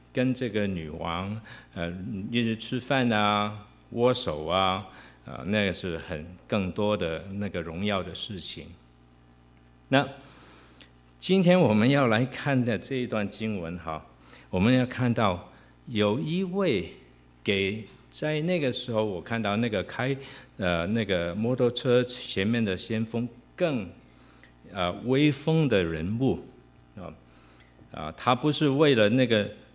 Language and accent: Chinese; Hong Kong; moved away; 我跟明君，啊，我们都是在香港出生，香港长大